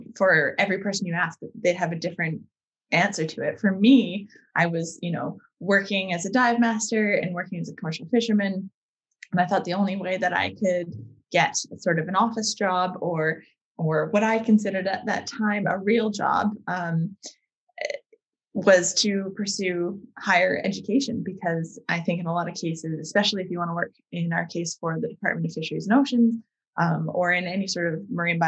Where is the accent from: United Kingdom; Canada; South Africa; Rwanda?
Canada; Vancouver Island, British Columbia; So I grew up on Vancouver Island, which is quite a large island off the west coast of Canada.